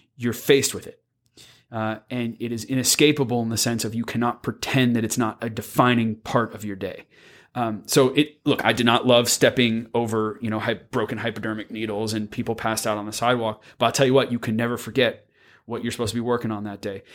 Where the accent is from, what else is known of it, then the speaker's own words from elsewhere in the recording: Palo Alto, California, United States; moved away; back home where I'm from, 'cause I'm from Palo Alto